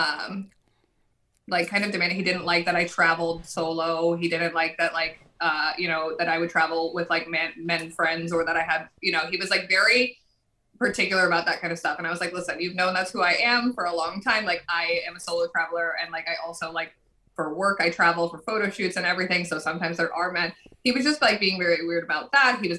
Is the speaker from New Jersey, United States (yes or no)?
yes; New Jersey, United States; I'm still from Jersey